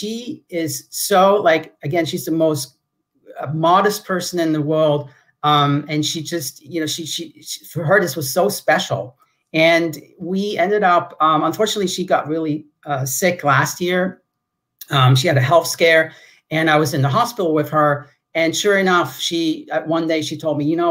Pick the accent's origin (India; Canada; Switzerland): Switzerland; moved away as an adult; also born or lived in Los Angeles; now in United States; that little village I grew up in Switzerland